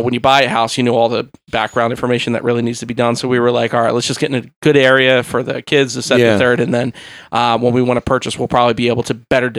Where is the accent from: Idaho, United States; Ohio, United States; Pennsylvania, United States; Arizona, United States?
Pennsylvania, United States; Philadelphia; I was born and raised in South Philly.